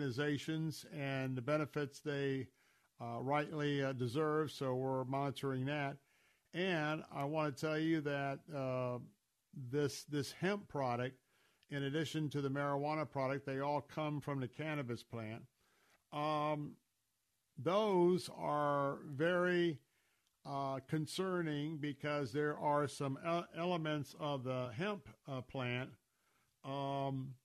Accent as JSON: {"language": "English", "town": "Tampa", "region": "Florida", "country": "United States", "tie": "born or raised there", "said": "growing up in Tampa, born and raised there"}